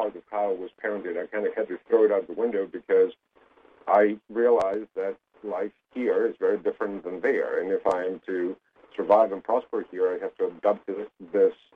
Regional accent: Greece; moved away as an adult; now in United States; I was born and raised in Greece

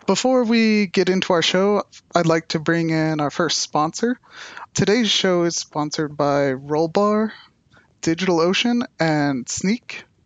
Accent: United States; I'm from the United States

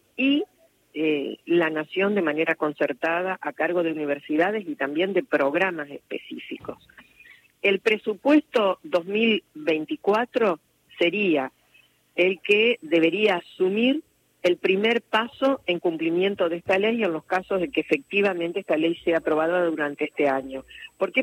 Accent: Argentina; nosotros como argentinos argentinos

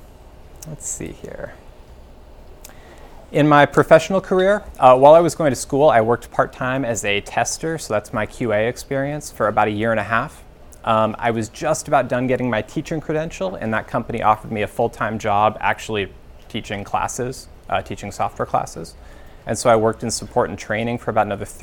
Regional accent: Alaska, United States; moved away as an adult; I grew up in Alaska. That's where I lived from about ages 0 through 22.

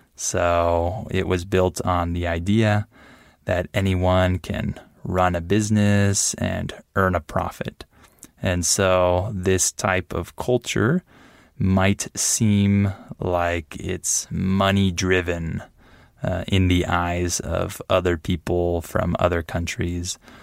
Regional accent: United States; now in Mexico; I'm American

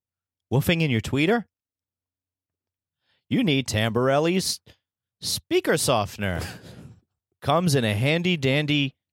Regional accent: New Jersey, United States; I'm from New Jersey.

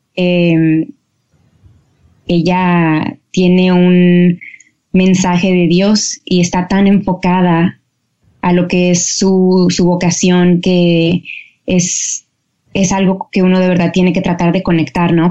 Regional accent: Mexico; now in Los Angeles, United States; como familia mexicana crecí en lo que es lo, católico

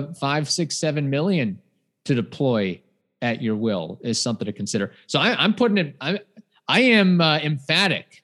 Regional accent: Midwest, United States; growing up in the Midwest area

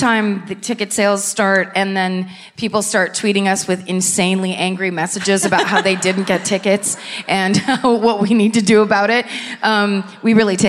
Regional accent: New Bedford, Massachusetts, United States; New Bedford.

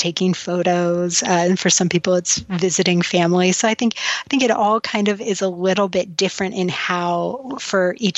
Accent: United States; as an American and as a white woman

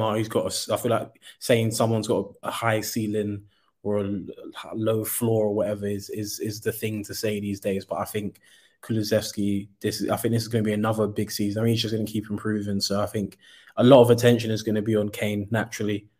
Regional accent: Nigeria; being a Nigerian

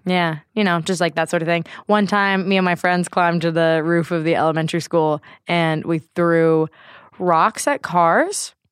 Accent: Bay Area, California, United States; Born and raised in the Bay Area

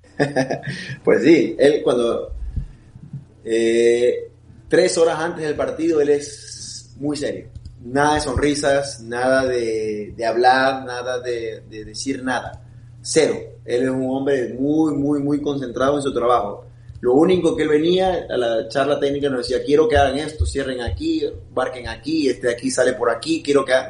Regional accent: Guayaquil, Guayas, Ecuador; moved away; Guayaquil, sobre todo en mi ciudad natal, tengo toda mi familia ahí

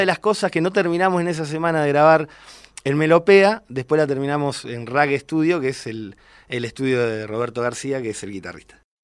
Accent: General Roca, Río Negro, Argentina; soy de General Roca, Río Negro

